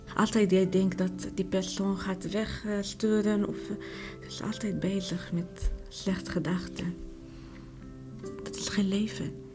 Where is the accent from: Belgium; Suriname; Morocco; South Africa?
Morocco; Dutch is a second language; moved away as an adult; now in Netherlands; Ik kom uit Marokko.